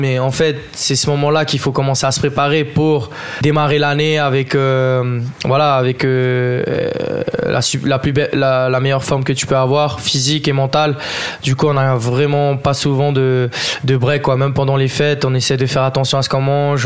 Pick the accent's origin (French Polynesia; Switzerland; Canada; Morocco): French Polynesia; Je suis originaire de Tahiti, je suis demi-tahitien, demi-français.